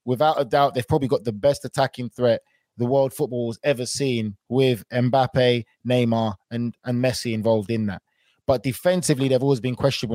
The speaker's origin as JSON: {"language": "English", "region": "London", "country": "United Kingdom", "tie": "born or raised there", "said": "I was born in London"}